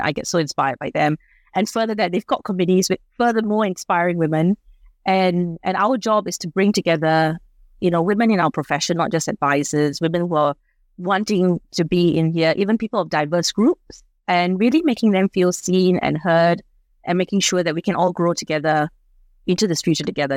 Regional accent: Singapore; now in Australia; I'm from Singapore

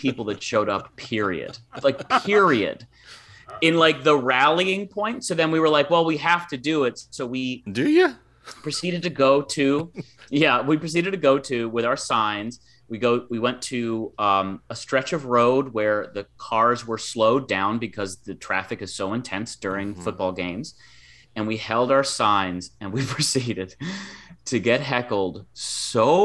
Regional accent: Michigan, United States; there was a Michigan State football game in my hometown

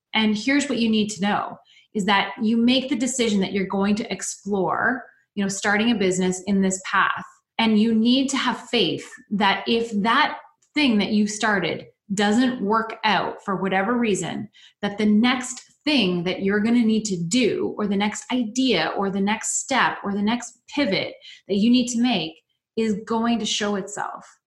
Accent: London, Ontario, Canada; my hometown, which is London, Ontario

